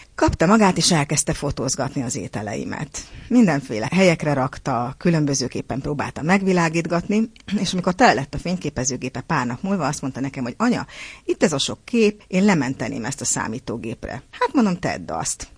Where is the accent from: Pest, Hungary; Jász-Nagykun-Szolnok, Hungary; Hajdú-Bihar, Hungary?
Jász-Nagykun-Szolnok, Hungary; Törökszentmiklós; a szülővárosomnak, Törökszent Miklósnak